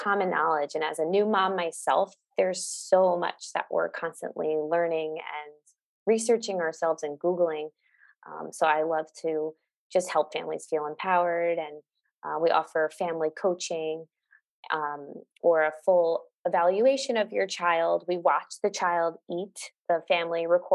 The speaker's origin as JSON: {"language": "English", "region": "New York", "country": "United States", "moved": "as an adult", "lives_now": "Los Angeles, United States", "said": "I am physically in Los Angeles, California, but I am from New York. I moved here during COVID"}